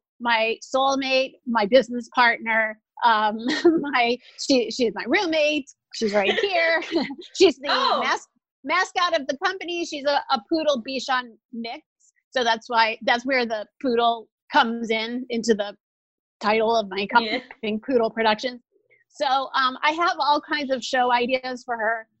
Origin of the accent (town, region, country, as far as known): New Orleans, Louisiana, United States; born or raised there